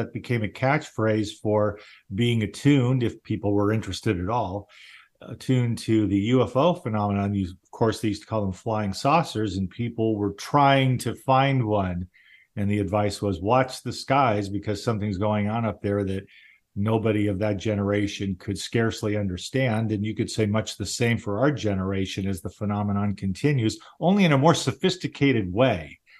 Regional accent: Baltimore, Maryland, United States; I was born in Baltimore.

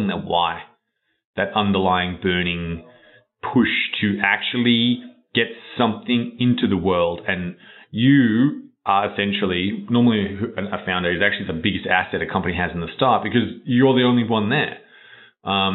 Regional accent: Australia; moved away; I grew up in Australia, which is a long way away.

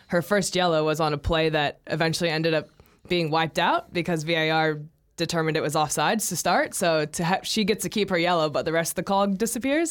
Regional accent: United States; as an American

